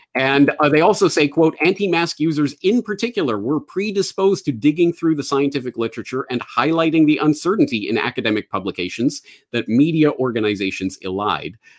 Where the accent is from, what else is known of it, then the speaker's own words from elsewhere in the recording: Canada; moved away as an adult; also born or lived in Ireland / Japan; I am a Canadian, born and raised